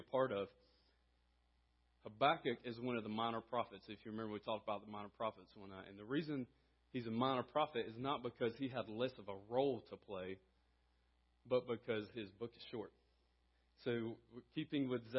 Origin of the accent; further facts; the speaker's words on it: Conway, South Carolina, United States; moved away as an adult; also born or lived in Greenville, South Carolina; now in Abbeville, United States; I grew up in Conway, South Carolina